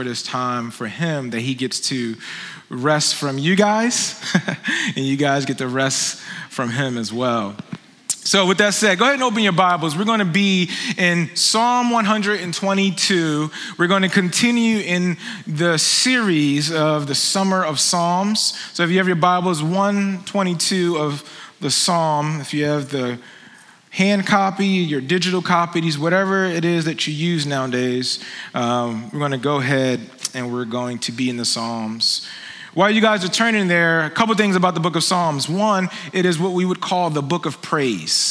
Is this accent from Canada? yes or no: no; Philadelphia, Pennsylvania, United States; now in Phoenix, United States; I am from Philly